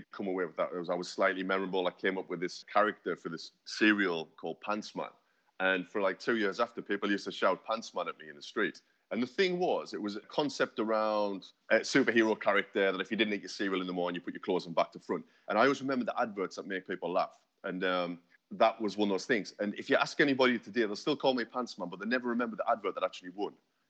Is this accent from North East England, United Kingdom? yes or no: yes; North East England, United Kingdom; now in London, United Kingdom; Like I say, I moved down from the Northeast. I've been down here for sort of 10 years now. It's the most incredible city.